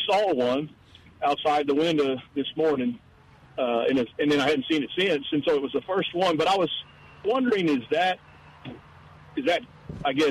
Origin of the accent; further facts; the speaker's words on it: Sutherland Springs, Texas, United States; When I was a kid, I grew up in Sutherland Springs